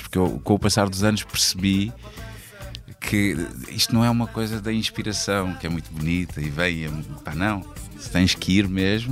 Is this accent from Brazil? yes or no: no; Almada, Setúbal, Portugal; also born or lived in Angola; que é em Cacilhas, exatamente na rua onde eu, onde eu cresci